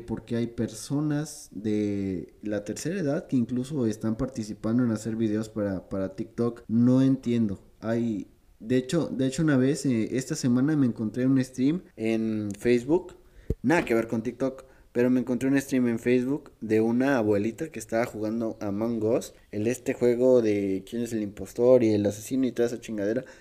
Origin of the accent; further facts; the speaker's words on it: Mexico; de aquí soy, aquí nací, aquí probablemente me muera